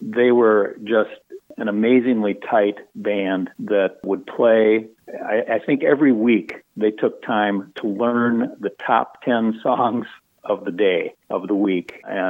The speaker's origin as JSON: {"language": "English", "town": "Beloit", "region": "Wisconsin", "country": "United States", "tie": "born or raised there", "also_born_or_lived": "Illinois", "said": "as I was growing up in Beloit"}